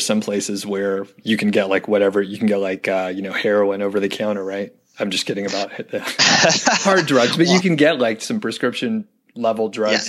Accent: Georgia, United States; now in Colorado, United States; I'm from Georgia originally.

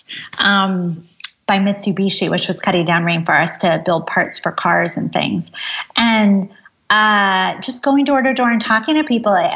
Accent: Ithaca, New York, United States; I grew up in Ithaca, New York, which is a college town in upstate New York

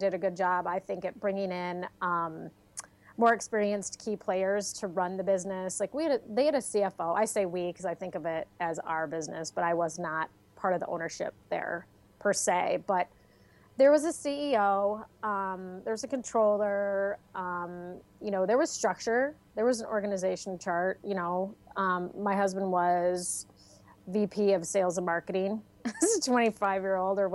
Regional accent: Michigan, United States; moved away; also born or lived in Colorado; I was from Michigan

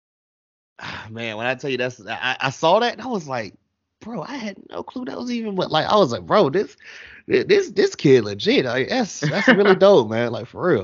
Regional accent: North Carolina, United States; I'm down here in North Carolina

